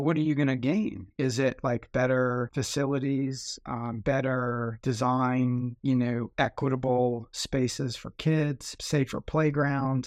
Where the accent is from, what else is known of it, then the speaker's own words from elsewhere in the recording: New Orleans, Louisiana, United States; growing up in New Orleans, there were a ton of those